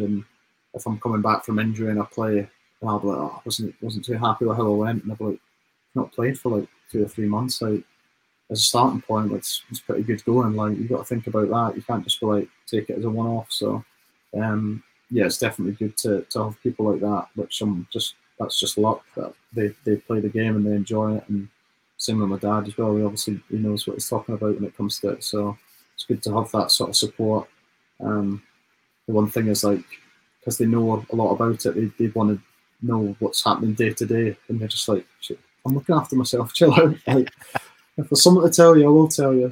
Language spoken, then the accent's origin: English; Dumfries, Scotland, United Kingdom; moved away as an adult; now in England; we're just lads from Dumfries